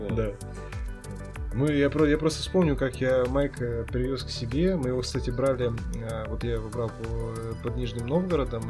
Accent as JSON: {"language": "Russian", "region": "Nizhny Novgorod Oblast", "country": "Russia", "said": "а я из Нижегородской области"}